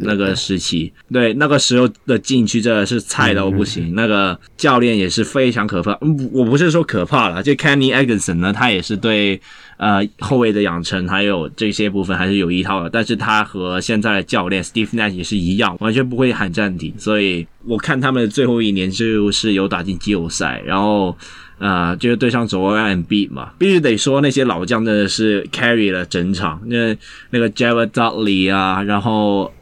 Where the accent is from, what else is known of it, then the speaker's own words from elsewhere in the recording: Hong Kong; 那感觉应该也不是我们香港人想玩的东西